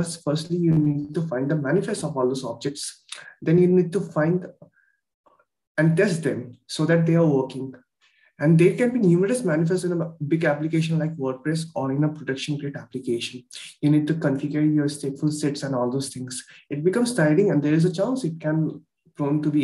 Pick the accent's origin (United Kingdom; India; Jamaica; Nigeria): India; Kolkata, West Bengal; I'm from Kolkata, India.